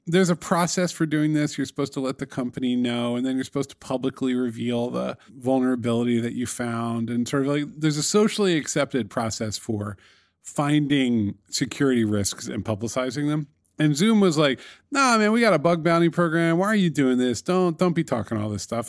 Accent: New York City, New York, United States; It's my hometown

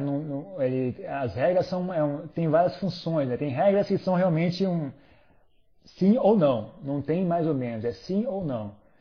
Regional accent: São Paulo, Brazil; moved away as an adult; eu sou brasileiro, eu nunca viajei no Brasil, eu sou uma topeira, eu só vivi em São Paulo minha vida inteira

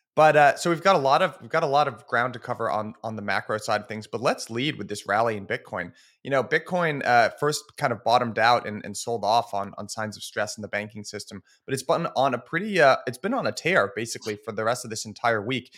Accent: United States; our country

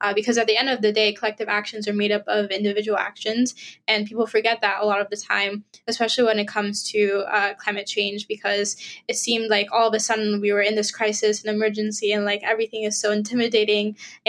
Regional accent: Israel; also born or lived in Nigeria; and I'm a Nigerian Israeli environmental activist

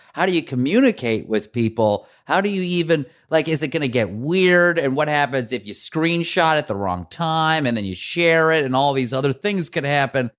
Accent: Iran; now in New York, United States; we come from Iran

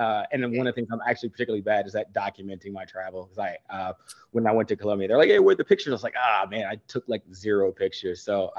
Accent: Maryland, United States; also born or lived in Virginia / Montana / Germany / New Jersey; So I was born in Virginia, and then we moved Montana, Germany, New Jersey, and then ultimately to Maryland, where I spent like the second half of my life.

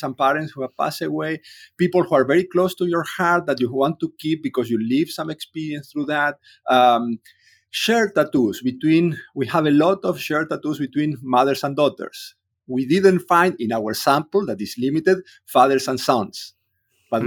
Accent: Córdoba, Argentina; English is a second language; moved away; I grew up in Cordoba. I was in the middle of Argentina.

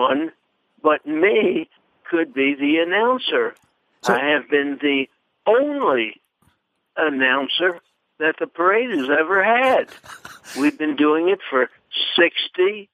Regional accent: Washington, District of Columbia, United States; that's my hometown. I'm Washington all the way.

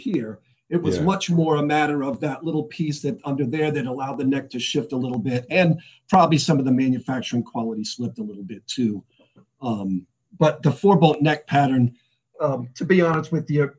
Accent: Rhode Island, United States; growing up in Rhode Island

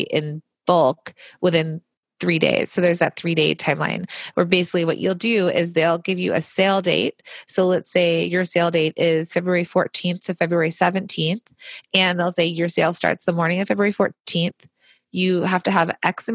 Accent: Los Angeles, California, United States; I grew up in Los Angeles where there was a ton of manufacturing.

